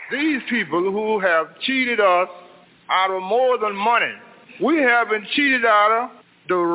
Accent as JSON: {"language": "English", "area": "Clarksdale", "region": "Mississippi", "country": "United States", "tie": "born or raised there", "moved": "yes", "lives_now": "Chicago, United States", "said": "I was born in uh, Clarksville, Mississippi."}